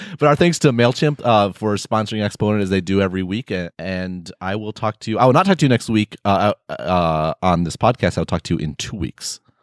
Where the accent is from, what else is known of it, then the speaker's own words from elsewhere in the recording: United States; we're all American